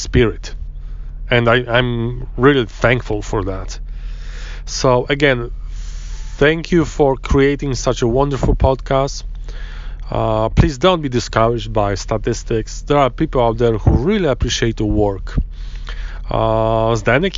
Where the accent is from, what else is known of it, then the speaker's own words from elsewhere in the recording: Poland; English is a second language; I come from Poland